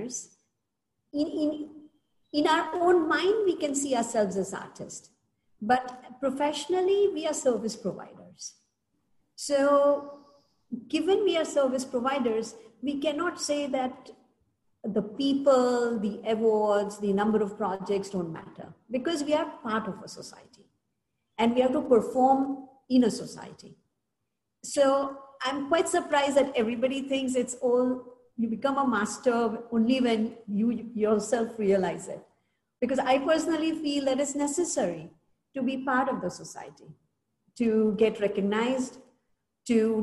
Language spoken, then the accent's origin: English; India; we are lucky as Indians